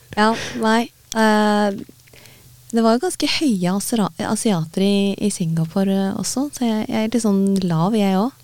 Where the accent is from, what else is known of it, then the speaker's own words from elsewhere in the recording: Norway; fra Norge